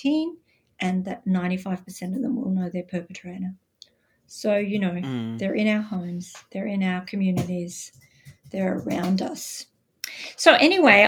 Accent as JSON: {"language": "English", "country": "Australia", "accent": "Australian", "said": "I'm Australian, as you can probably tell by my accent. Gives me away every time. I live outside Melbourne in Australia."}